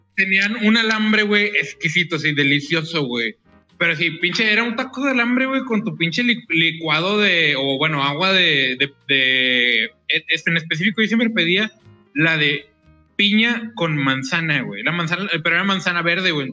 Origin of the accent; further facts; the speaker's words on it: Monterrey, Nuevo León, Mexico; vengo de Monterrey